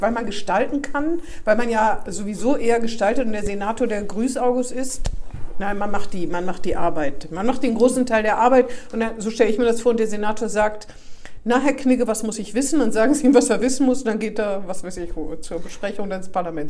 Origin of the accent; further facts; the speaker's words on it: Northern Hesse, Germany; da, wo ich herkomme, in Nordhessen